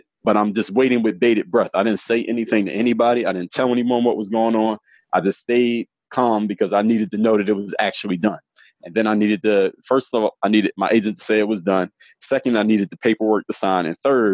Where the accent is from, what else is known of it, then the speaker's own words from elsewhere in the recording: Philadelphia, Pennsylvania, United States; moved away as an adult; I'm from Philly, born and raised in Philly